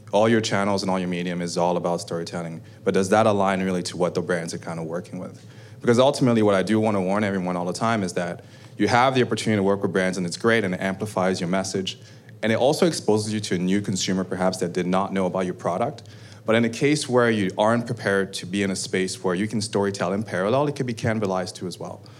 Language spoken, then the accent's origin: English; Canada; We're Canadian, we're all proud of being Canadian, and we were Canadian.